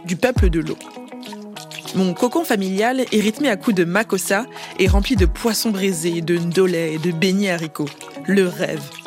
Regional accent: Montreuil, Île-de-France, France; Je suis née à Montreuil, dans la banlieue est de Paris.

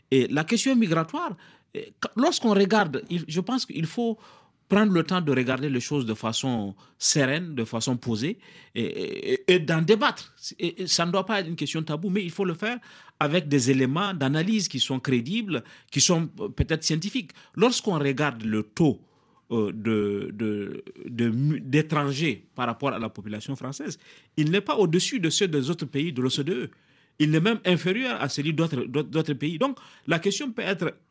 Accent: France; born there; Je suis né en France, je suis député français

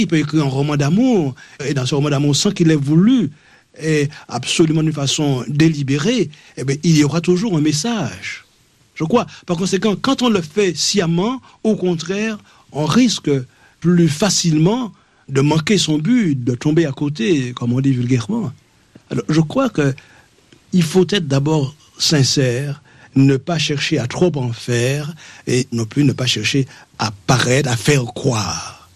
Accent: Martinique; also born or lived in Fort-de-France; mon village natal. Moi, je suis de l'intérieur, je suis du petit bourg

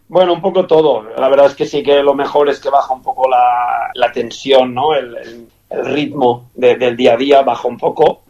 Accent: Spain; moved away as an adult; also born or lived in Qatar / Kuwait / Catalonia; now in Toulouse, France; para mí como español

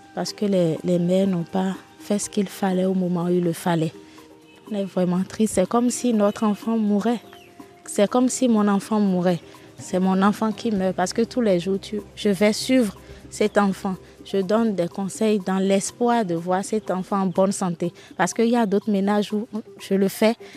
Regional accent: Bohicon, Zou, Benin; j'ai grandi à Boycon, à côté. Une partie de mon enfance à Boycon. Donc je suis locuteur fond, je parle bien fond

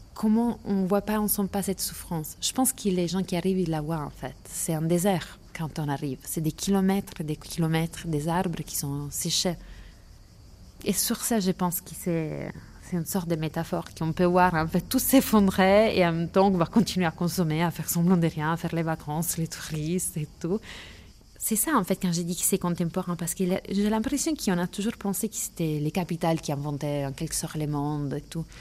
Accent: Lecce, Apulia, Italy; moved away as an adult; also born or lived in Paris; je suis née à Lecce dans les Pouilles

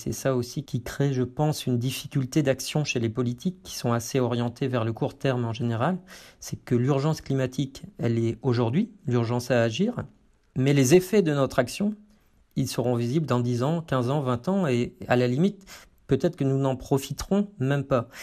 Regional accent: France; chez nous en France

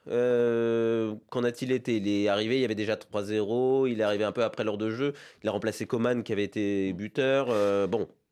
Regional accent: France; en tant que Français

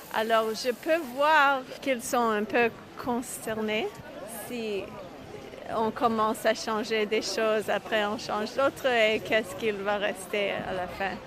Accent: Montreal, Quebec, Canada; moved away as an adult; now in Israel; je suis née à Montréal et j'habite euh, en Israël pendant 18 ans

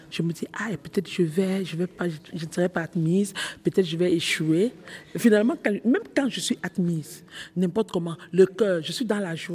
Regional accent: Cameroon; dans mon pays, je suis camerounaise, euh, dans mon pays, il y a un mec qu'on appelle le, le coquille.

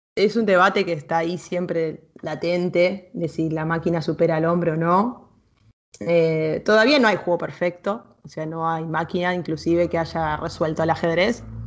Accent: Argentina; Yo soy argentina y tengo otra cultura, otras creencias

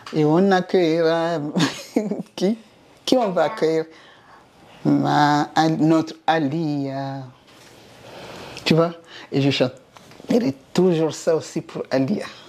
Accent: Comoros; chez nous, en Comore

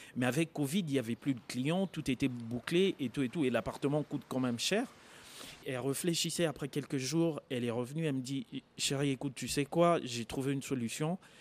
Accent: Kisangani, Tshopo, DR Congo; je suis congolais, j'ai grandi à Kisangani

